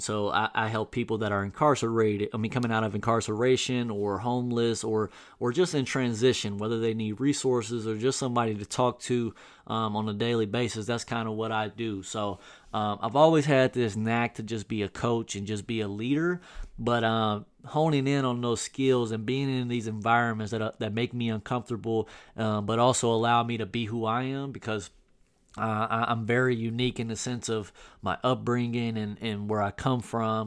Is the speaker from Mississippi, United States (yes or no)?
no; Southern Illinois, United States; moved away as an adult; in my hometown in Southern Illinois